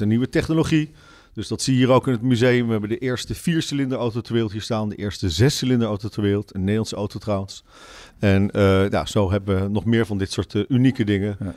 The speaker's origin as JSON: {"language": "Dutch", "country": "Netherlands", "said": "als Nederlander"}